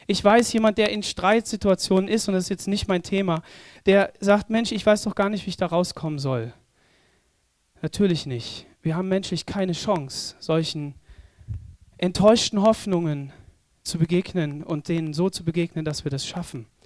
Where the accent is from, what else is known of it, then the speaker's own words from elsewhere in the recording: Southern Germany, Germany; Wir als Süddeutsche, ne? nördliche Südländer, wir haben doch gar keine Ahnung von der Brandung.